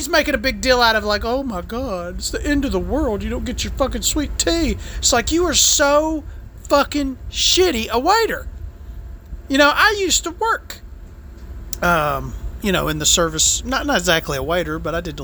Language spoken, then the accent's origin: English; the South, United States; I'm from the South, and we try to be nice to each other down here